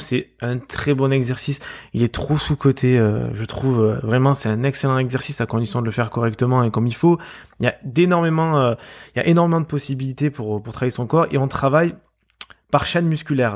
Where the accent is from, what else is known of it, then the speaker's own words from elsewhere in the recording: Marseille, Provence-Alpes-Côte d'Azur, France; accent: Marseille; je suis marseillais, on peut l'entendre euh, très certainement à, ma voix